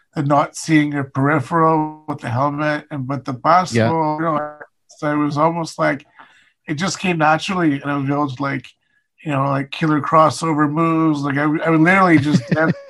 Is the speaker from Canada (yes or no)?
yes; Ottawa, Ontario, Canada; also born or lived in Calgary, Alberta; I was born in Calgary, Alberta, but we left when I was quite young. And I've been in Ottawa ever since